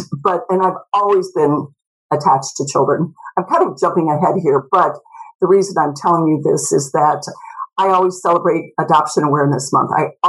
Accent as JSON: {"language": "English", "region": "Kansas", "country": "United States", "tie": "born or raised there", "also_born_or_lived": "St. Louis", "said": "And I grew up in Kansas, St. Louis."}